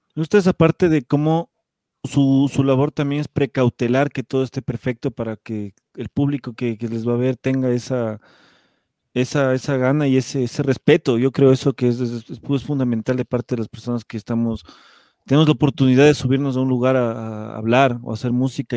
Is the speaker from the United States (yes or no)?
no; Ecuador; siendo una banda ecuatoriana en otro país